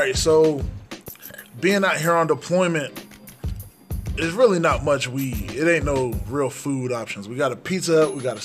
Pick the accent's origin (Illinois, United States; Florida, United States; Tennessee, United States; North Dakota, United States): Tennessee, United States; moved away; It makes me miss back home. That good down south Tennessee cooking